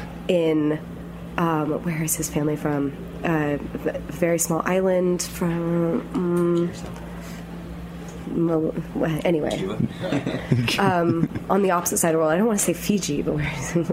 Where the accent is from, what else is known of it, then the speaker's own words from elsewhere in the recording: Austin, Texas, United States; I'm from Austin, Texas